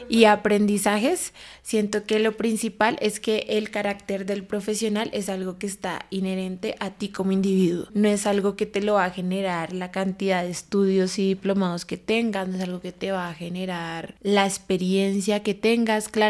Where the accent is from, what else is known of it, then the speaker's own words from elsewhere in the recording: Bogotá, Colombia; Tengo 21 años y soy bogotana.